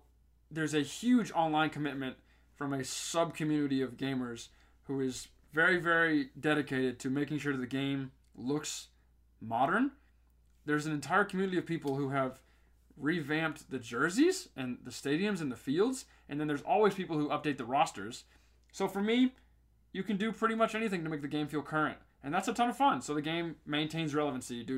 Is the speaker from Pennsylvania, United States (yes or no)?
no; Chapel Hill, North Carolina, United States; moved away; I'm from Chapel Hill, born and raised.